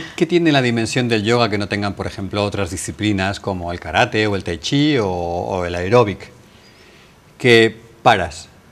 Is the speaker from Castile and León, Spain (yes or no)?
yes; Valladolid, Castile and León, Spain; moved away as an adult; also born or lived in India; now in Marbella, Spain; tenía una muy buena posición en mi ciudad natal, Valladolid